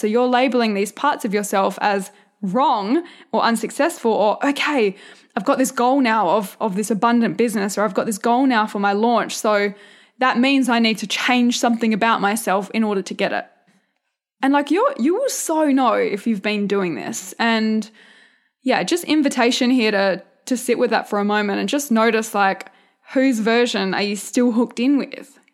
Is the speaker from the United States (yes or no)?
no; a couple of hours south of Perth, Western Australia, Australia; accent: country; I grew up on a farm